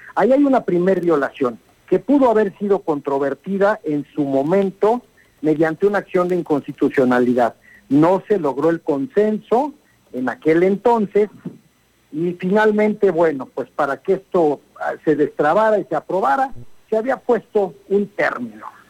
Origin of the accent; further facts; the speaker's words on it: Mexico; Somos mexicanos ante todo y estamos muy orgullosos